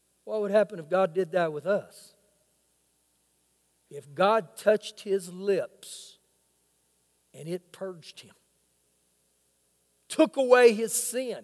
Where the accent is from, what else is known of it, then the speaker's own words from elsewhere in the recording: Oklahoma, United States; now in Lubbock, United States; I grew up in Oklahoma